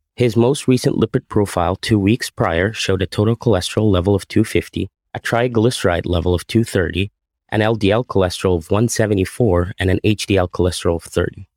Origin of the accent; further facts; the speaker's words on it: Egypt; moved away as an adult; also born or lived in Massachusetts; now in Burlington, United States; I grew up in Egypt, where I also attended med school and finished a cardiology residency